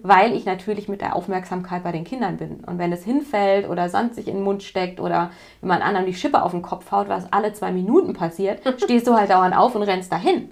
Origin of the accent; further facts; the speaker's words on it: West Germany, Germany; ich komme jetzt aus Westdeutschland